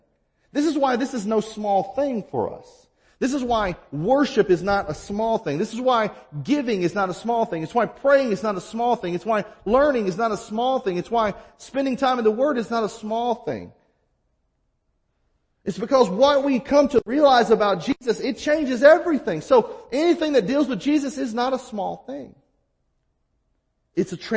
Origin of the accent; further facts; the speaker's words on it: the South, United States; now in Midwest, United States; where I grew up in the South